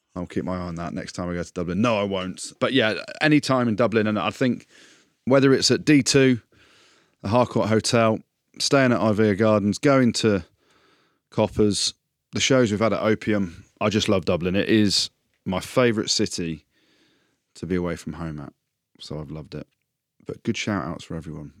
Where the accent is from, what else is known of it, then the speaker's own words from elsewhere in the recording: England, United Kingdom; I'm English